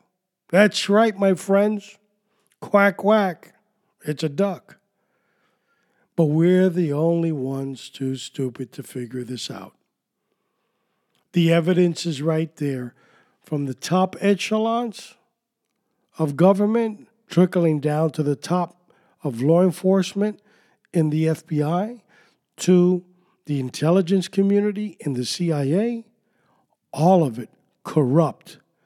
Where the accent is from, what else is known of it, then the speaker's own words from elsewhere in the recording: New York City, New York, United States; accent: New York; When I was growing up in New York City